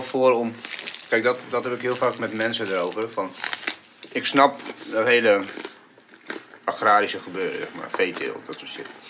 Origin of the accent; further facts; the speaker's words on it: Bulgaria; now in Netherlands; ik kom uit Bulgarije